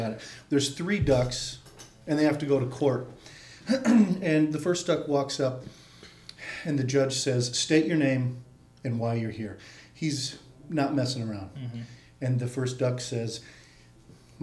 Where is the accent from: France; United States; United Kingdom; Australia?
United States; St. Paul, Minnesota; moved away as an adult; also born or lived in Los Angeles; I'm from St. Paul. I'm actually fifth generation St. Paul on my mother's side.